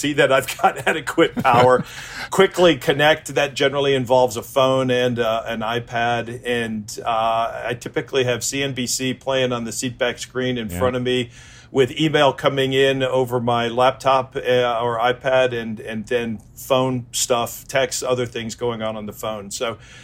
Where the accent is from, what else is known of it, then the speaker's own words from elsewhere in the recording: Chicago, Illinois, United States; I grew up in Chicago